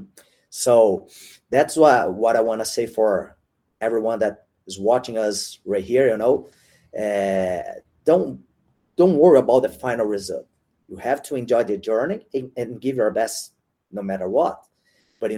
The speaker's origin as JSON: {"language": "English", "country": "Brazil", "lives_now": "São Paulo, Brazil", "said": "when I came back to Brazil"}